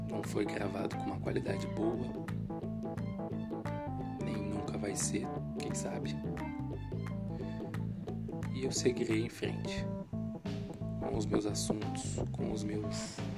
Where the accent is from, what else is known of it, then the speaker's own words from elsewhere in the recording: Serra, Espírito Santo, Brazil; Eu sou um cara pobre, moro né, numa periferia, sou do Espírito Santo. quem é do Espírito Santo, eu sou da Serra, né, município